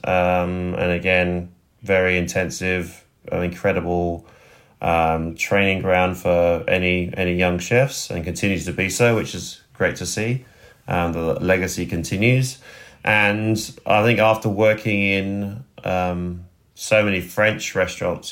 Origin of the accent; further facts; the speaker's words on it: West Sussex, South East England, United Kingdom; moved away as an adult; also born or lived in Roehampton, London / Spain / France; now in Sydney, Australia; I was born just outside of London in Roehampton and grew up in sort of the southeast. I grew up in West Sussex